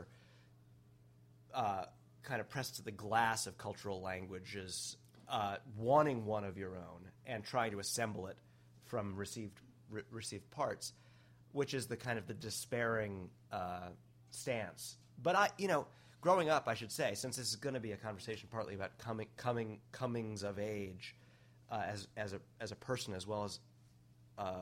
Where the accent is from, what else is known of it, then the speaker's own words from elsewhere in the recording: New York City, New York, United States; I grew up in New York City